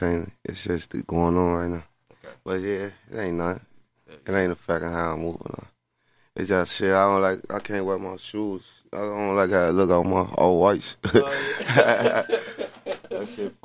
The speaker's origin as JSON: {"language": "English", "town": "Chicago", "region": "Illinois", "country": "United States", "said": "For sure, I made my real first big bag out there, and I'm from Chicago."}